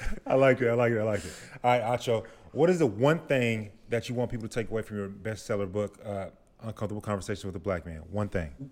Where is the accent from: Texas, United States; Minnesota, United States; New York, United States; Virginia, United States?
Texas, United States; Grand Prairie; now in Austin, United States; I'm from Dallas, Grand Prairie specifically.